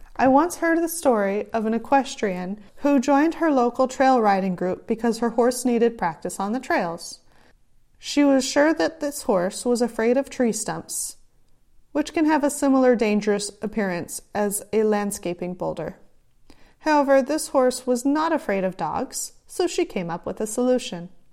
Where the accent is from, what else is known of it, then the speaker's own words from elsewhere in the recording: California, United States; accent: Californian; my own Californian accent has sometimes been difficult for some people to understand